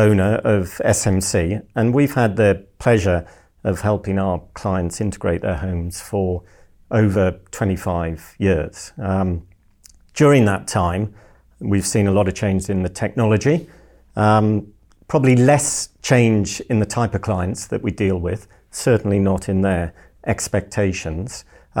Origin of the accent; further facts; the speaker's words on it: North East England, United Kingdom; No, I am originally a Geordie.